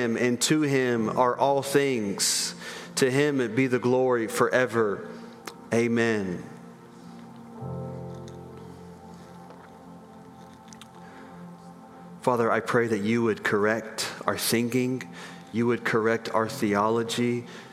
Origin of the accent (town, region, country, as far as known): United States